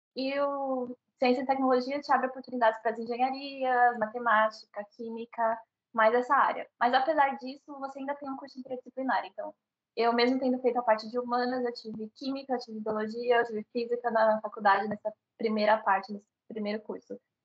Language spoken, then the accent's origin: Portuguese; Santo André, São Paulo, Brazil; moved away as an adult; now in Seoul, South Korea; criada em Santo André, que é a região metropolitana de São Paulo